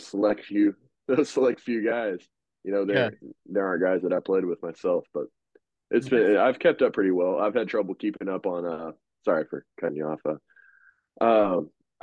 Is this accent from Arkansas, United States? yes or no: yes; Magnolia, Arkansas, United States; I'm coaching at a really small private school in my hometown called Columbia Christian High School. We're in Magnolia